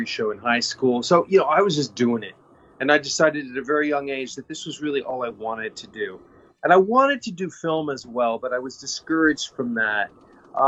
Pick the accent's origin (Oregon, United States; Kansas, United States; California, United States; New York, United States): Kansas, United States; I grew up in Kansas